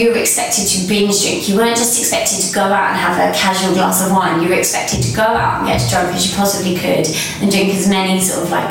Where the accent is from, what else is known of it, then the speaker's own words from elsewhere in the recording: Kent, South East England, United Kingdom; I grew up uh, in Kent, and it was quite a small town, so everyone sort of knows everyone really.